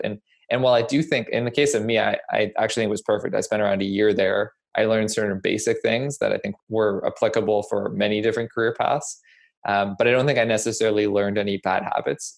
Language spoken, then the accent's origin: English; Nova Scotia, Canada; moved away as an adult; also born or lived in United States; I grew up in Nova Scotia